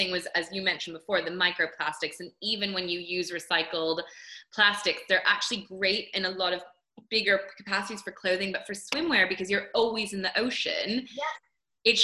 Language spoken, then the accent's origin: English; coast of Maine, United States; I was lucky enough to grow up on the coast of Maine